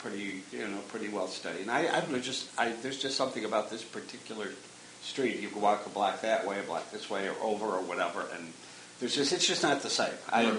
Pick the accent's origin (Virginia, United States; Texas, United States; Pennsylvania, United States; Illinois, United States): Illinois, United States; Chicago; born or raised there; also born or lived in Calumet City / Harvey